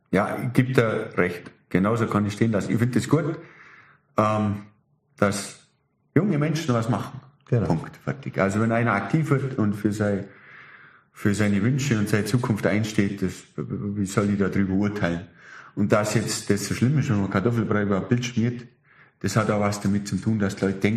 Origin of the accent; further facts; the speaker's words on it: Germany; Ich und wir Deutsche, das muss ich jetzt ja, noch ganz kurz schnell ja. sagen